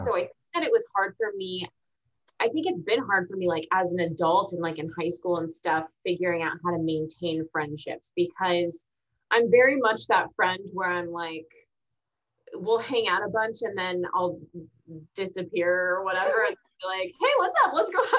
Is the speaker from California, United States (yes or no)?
no; Texas, United States; also born or lived in Augusta, Georgia / Arizona / Virginia / Kansas; So then I was born in Augusta, Georgia. Then we moved to Arizona, Virginia, Kansas. And then Texas. Yeah. And then Texas. But I've been in Texas since I was 8